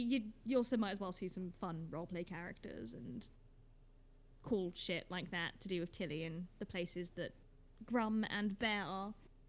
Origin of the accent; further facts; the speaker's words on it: England, United Kingdom; We're English